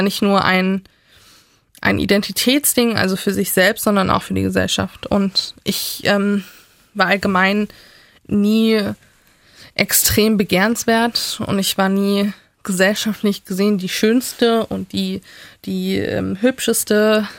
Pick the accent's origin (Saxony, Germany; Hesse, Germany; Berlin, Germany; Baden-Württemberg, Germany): Saxony, Germany; Leipzig; ich habe in meiner Jugend, in meiner Kindheit in Sachsen